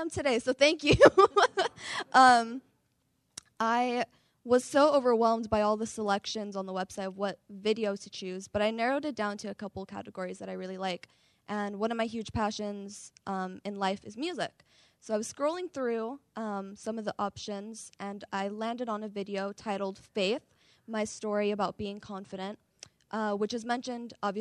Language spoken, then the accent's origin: English; San Francisco, California, United States; I'm from San Francisco, California